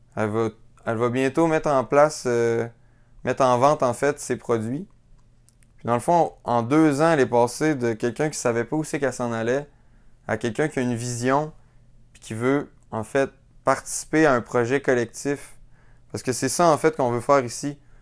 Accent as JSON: {"language": "French", "town": "Quebec City", "region": "Quebec", "country": "Canada", "tie": "born or raised there", "said": "je suis originaire de la ville de Québec. C'est là que j'ai grandi"}